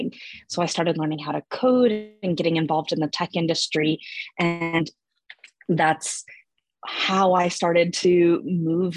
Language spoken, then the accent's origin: English; Atlanta, Georgia, United States; moved away as an adult; also born or lived in Germany; I'm originally from Atlanta.